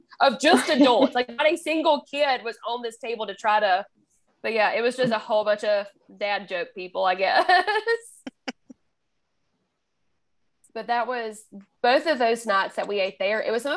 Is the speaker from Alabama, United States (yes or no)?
yes; Alabama, United States; accent: Alabama; my Alabama accent